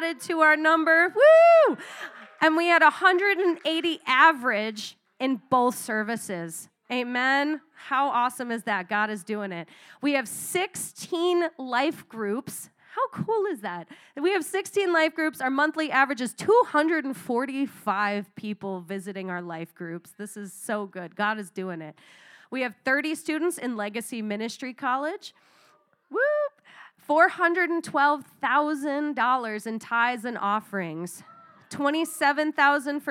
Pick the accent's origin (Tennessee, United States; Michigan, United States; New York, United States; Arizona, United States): Arizona, United States; moved away; I come from Arizona